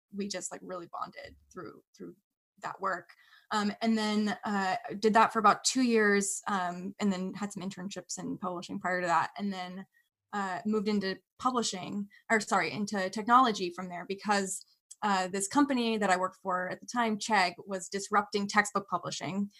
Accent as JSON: {"language": "English", "area": "Bay Area", "region": "California", "country": "United States", "tie": "born or raised there", "said": "I grew up in the Bay Area, California"}